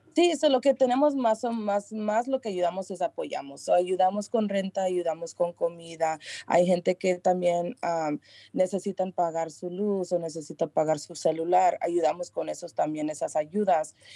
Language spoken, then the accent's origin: Spanish; San Rafael, California, United States; aquí en San Rafael, conozco mucho de Marin County, aquí nací, aquí vivo